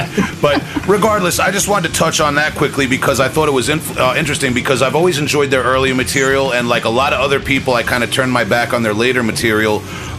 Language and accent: English; Long Island, New York, United States; my generation and geography where I grew up on Long Island in the 90s